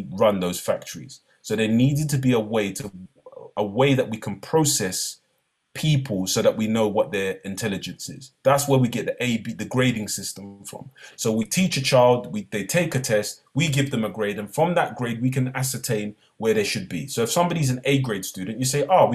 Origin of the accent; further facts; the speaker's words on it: London, United Kingdom; I came from East London